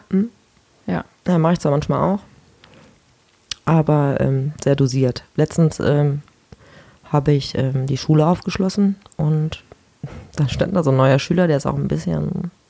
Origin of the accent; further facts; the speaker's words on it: Mönchengladbach, North Rhine-Westphalia, Germany; Ich komme aus Mönchengladbach.